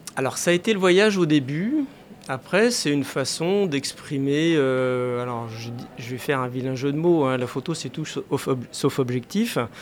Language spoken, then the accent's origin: French; Paris, Île-de-France, France; j'habitais la région parisienne à l'époque, parce que je suis né à Paris, voilà, c'est... Je suis un Parisien pur sucre à l'origine.